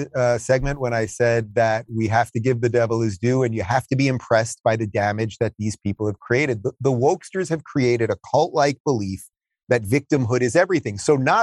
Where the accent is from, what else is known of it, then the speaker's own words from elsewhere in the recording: Long Island, New York, United States; even though I grew up in Long Island, I remember going to visit my grandparents who lived in New York City